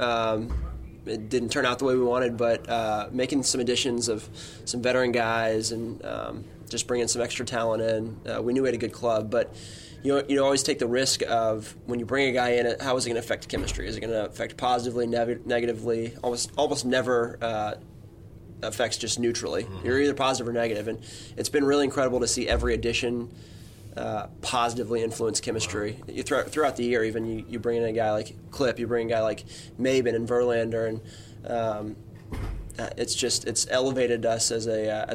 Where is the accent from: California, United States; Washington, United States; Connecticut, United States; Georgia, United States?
Georgia, United States; Atlanta; growing up in Atlanta